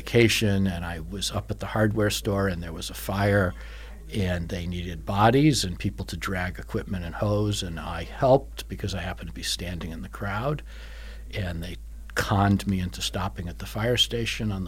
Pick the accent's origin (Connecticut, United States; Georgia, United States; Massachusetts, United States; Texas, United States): Massachusetts, United States; Longmeadow; also born or lived in Springfield, Massachusetts; now in Cape Cod, United States; I grew up in Western Massachusetts